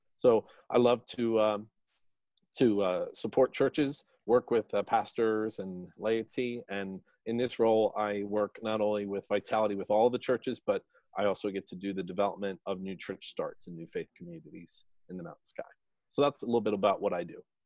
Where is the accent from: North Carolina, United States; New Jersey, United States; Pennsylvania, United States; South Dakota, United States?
New Jersey, United States; I grew up in New Jersey